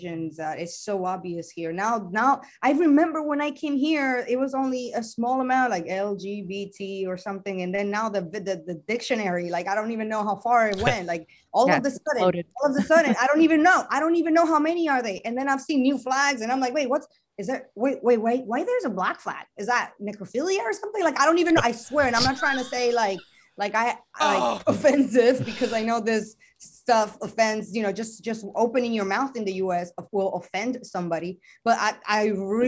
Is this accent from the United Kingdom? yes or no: no; Dominican Republic; now in United States; being born and raised in the Dominican Republic